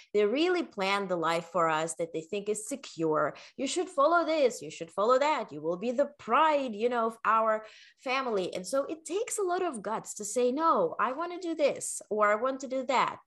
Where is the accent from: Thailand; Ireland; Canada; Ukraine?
Ukraine; English is a second language; also born or lived in Netherlands / North Carolina / New York; now in United States; I was born in the Ukraine